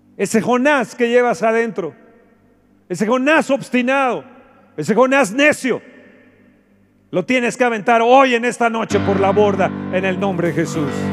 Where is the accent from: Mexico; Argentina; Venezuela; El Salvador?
Mexico; nuestro México